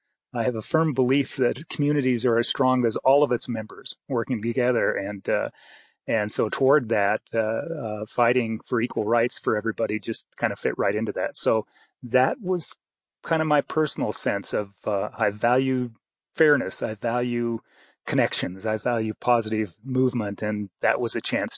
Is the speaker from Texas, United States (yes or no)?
no; Idaho, United States; born there; also born or lived in Canada; I was born in Idaho, but I lived in Canada a good portion of my life. Some of my family is up there, and so I kind of moved back and forth.